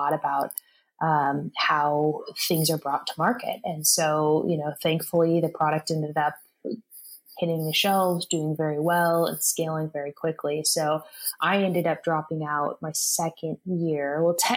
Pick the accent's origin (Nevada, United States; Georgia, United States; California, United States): California, United States; Sacramento; also born or lived in San Diego; I grew up in California, in Sacramento, Northern California